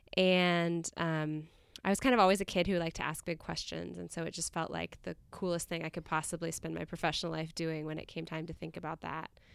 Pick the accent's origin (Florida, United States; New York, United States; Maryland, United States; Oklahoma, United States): Oklahoma, United States; Tulsa; I grew up a Unitarian Universalist in Tulsa, Oklahoma